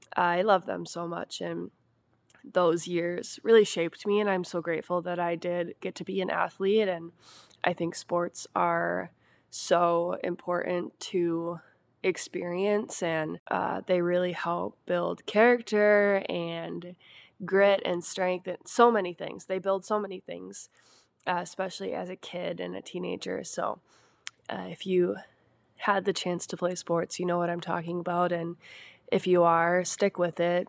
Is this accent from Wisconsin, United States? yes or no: yes; Wisconsin, United States; I'm from Wisconsin, born and raised, lived here my whole life